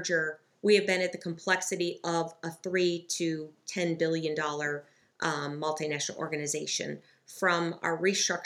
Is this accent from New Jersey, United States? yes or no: no; Michigan, United States; my family's from the Great Lakes state of Michigan